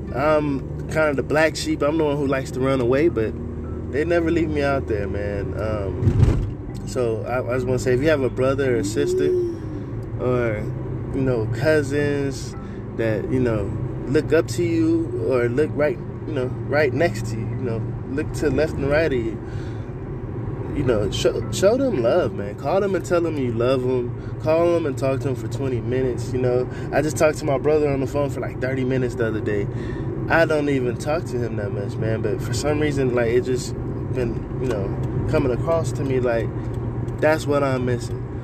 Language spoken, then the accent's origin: English; San Antonio, Texas, United States; I'm from San Antonio, Texas